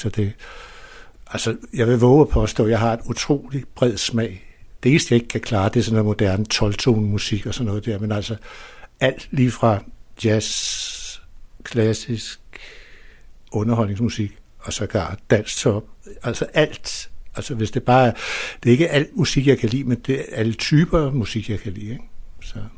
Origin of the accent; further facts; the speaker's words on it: Copenhagen, Capital Region of Denmark, Denmark; i princippet er jeg jo født ude på Vesterbro i Hedebygade, eller ikke født der, men der boede vi ude de to første